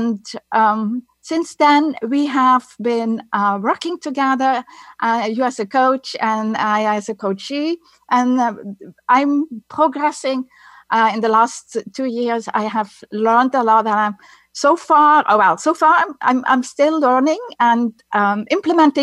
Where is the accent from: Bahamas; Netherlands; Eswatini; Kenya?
Netherlands; accent: Dutch; English is a second language; moved away as an adult; now in United States; my accent is Dutch. I'm coming from the Netherlands. That's where I grew up.